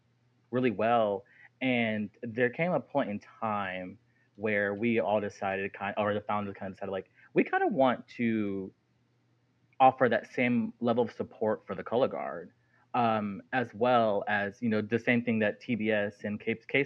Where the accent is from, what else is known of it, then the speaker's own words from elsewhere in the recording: Texas, United States; also born or lived in Jackson, Mississippi; I was born in Jackson, Mississippi, moved to Texas when I was a young baby. A small little country town about an hour south of Houston